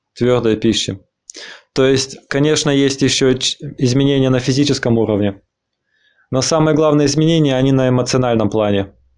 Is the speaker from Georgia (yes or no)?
no; Argentina; now in Berlin, Germany; я э, из Аргентины, из Аргентины